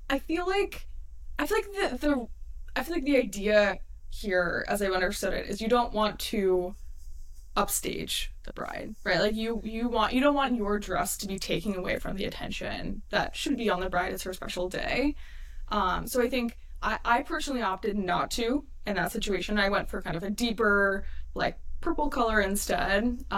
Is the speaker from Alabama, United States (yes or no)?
no; New York, United States; I'm a New Yorker